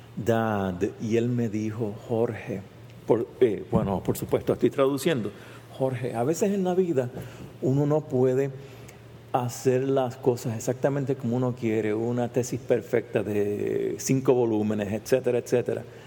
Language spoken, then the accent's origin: Spanish; San Juan, Puerto Rico; first language Spanish; moved away as an adult; also born or lived in Berkeley, California; yo soy un científico puertorriqueño, nacido y criado en San Juan, Puerto Rico